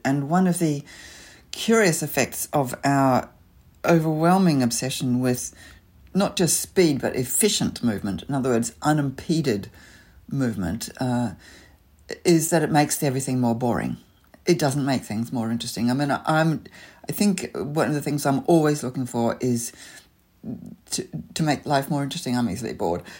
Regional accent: Auckland, New Zealand; also born or lived in London; now in Sydney, Australia; I grew up in Auckland, so leafy suburbia was kind of home

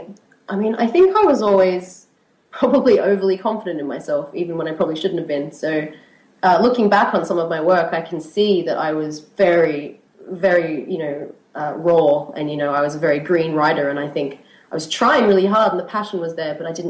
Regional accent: Australia; moved away as an adult; now in Edinburgh, United Kingdom; I was born in Australia. I've been living in Edinburgh for the past 4 years.

